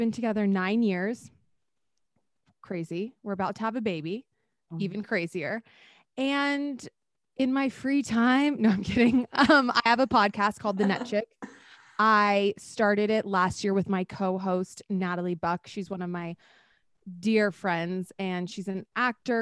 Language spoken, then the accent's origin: English; Texas, United States; moved away; also born or lived in Arizona; I'm from Texas